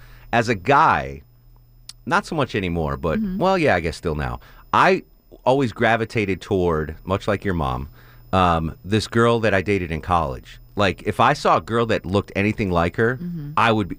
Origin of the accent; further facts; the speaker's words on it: Connecticut, United States; When I grew up in Connecticut, mm-hmm. and my mom, bless her heart, we weren't very rich growing up